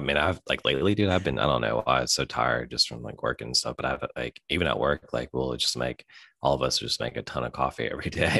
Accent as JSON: {"language": "English", "town": "Memphis", "region": "Tennessee", "country": "United States", "said": "we're from Memphis."}